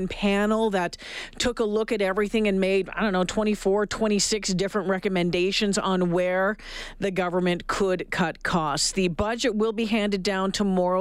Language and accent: English; Canada; I'm Canadian. I'm Canadian first